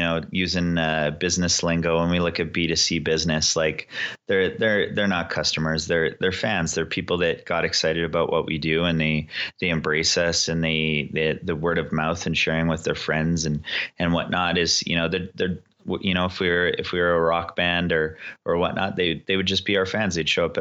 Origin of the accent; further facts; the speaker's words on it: Canada; And for us to proudly say that we are Canadian and work diligently to represent Canada, pretty cool.